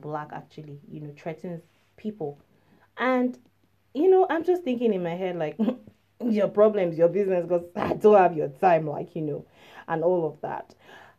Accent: Nigeria; moved away; I'm from Nigeria.

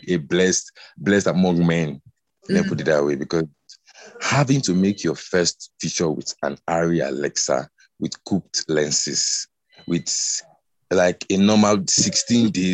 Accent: Delta, Nigeria; I'm from Delta, but the Robo speaking part of Delta State

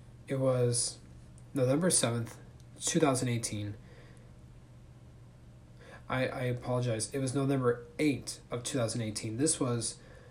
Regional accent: Thousand Oaks, California, United States; my hometown of Thousand Oaks, California

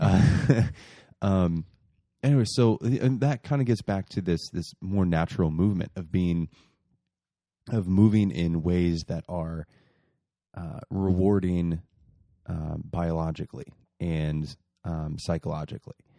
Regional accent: Muncie, Indiana, United States; moved away; my hometown, Muncie

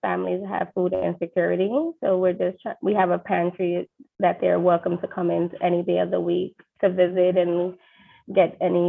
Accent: New York City, New York, United States; I grew up in East New York, Brooklyn.

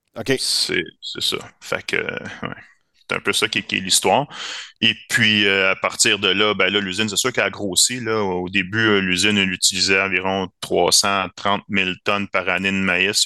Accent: Varennes, Quebec, Canada; je venais de la région de Varennes, puis que j'habitais là

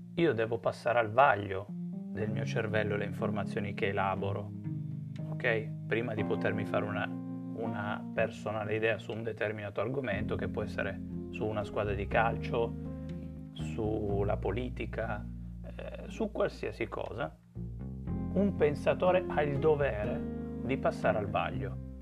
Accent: Turin, Piedmont, Italy; sono di Torino

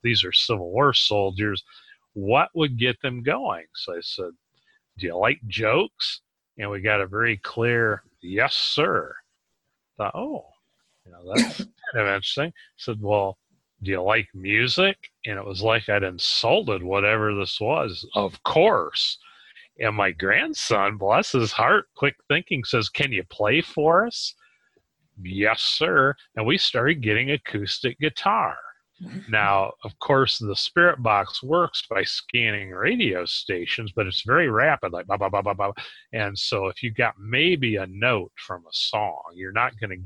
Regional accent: Ohio, United States; Connor and I are from Ohio

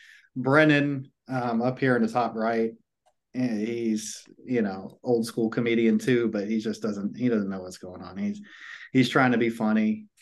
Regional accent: Augusta, Georgia, United States; We're from the slums of Augusta.

